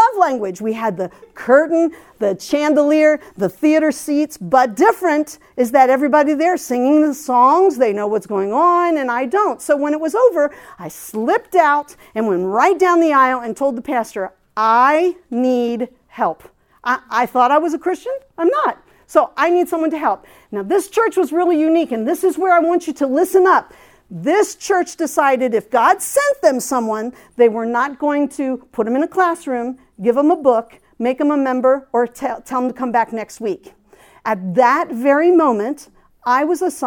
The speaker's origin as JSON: {"language": "English", "region": "Pennsylvania", "country": "United States", "moved": "as an adult", "lives_now": "the South, United States", "said": "I was from Pennsylvania."}